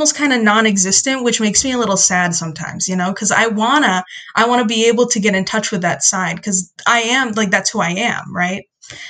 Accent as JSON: {"language": "English", "country": "United States", "tie": "born or raised there", "said": "So my dad is from Mexico and my mom is from the Philippines, but I was born here. So I technically like identify as Mexican Filipina American."}